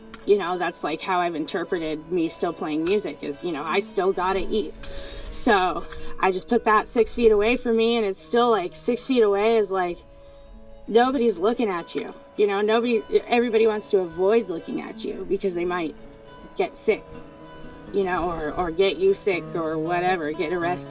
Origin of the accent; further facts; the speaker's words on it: Seattle, Washington, United States; I grew up here in Seattle and people never made eye contact before.